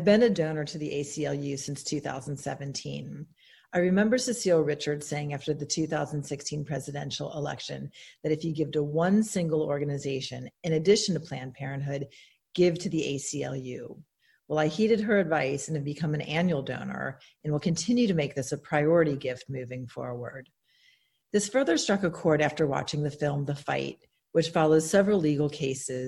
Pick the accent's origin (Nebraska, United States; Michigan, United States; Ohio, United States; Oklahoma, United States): Ohio, United States; Cincinnati; my hometown of Cincinnati